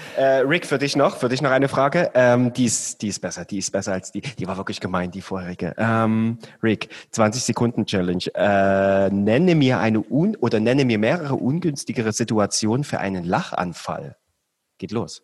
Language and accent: German; Saxony, Germany; ich bin Sachse